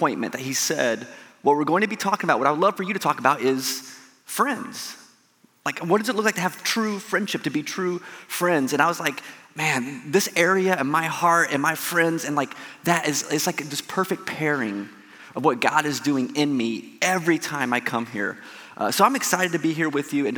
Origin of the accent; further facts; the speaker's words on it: Southern Indiana, United States; moved away as an adult; also born or lived in Michigan; now in Detroit area, Michigan, United States; I'm from Southern Indiana. So my family still lives here. My brother lives in Corydon. I actually graduated from Corydon Central High School back in 1999